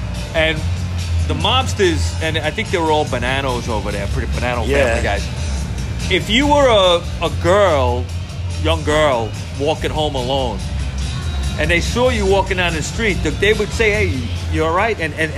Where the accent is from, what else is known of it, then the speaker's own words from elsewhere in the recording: New York City, New York, United States; Look, my whole family is from Bushwick. Okay, I was born in Bushwick in Brooklyn. Okay, and my whole family grew up there.